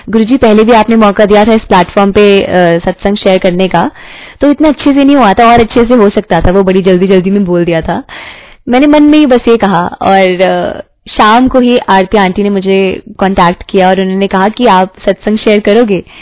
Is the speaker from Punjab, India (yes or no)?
yes; Jalandhar, Punjab, India; जब मैं जलंधर से हूं तो जलंधर मंदिर जब गई